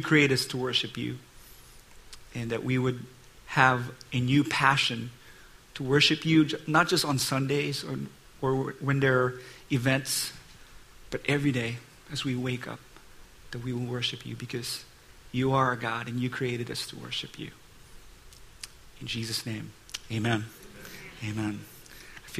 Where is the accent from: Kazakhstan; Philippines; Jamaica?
Philippines; moved away as an adult; now in United States; I'm Asian. I came from the Philippines, and that was about 20 years ago